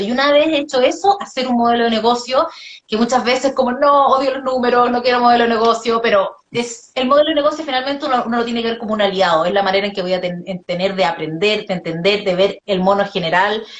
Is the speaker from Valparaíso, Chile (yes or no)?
yes; Viña del Mar, Valparaíso, Chile; yo soy de Viña